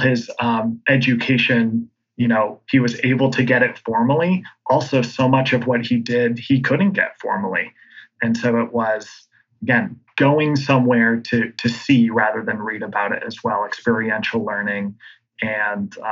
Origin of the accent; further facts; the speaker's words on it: Vermont, United States; a local guy here, born and raised in Vermont